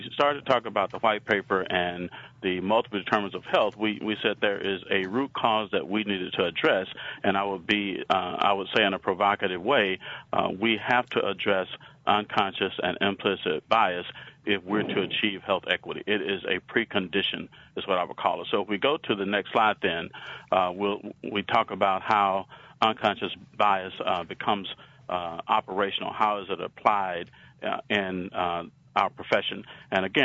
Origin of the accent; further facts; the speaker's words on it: Alabama, United States; accent: southern; I have a southern accent. I'm from Alabama.